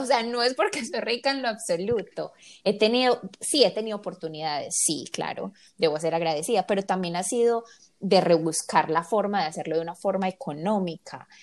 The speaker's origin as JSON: {"language": "Spanish", "town": "Medellín", "region": "Antioquia", "country": "Colombia", "said": "somos los tres colombianos y de Medellín"}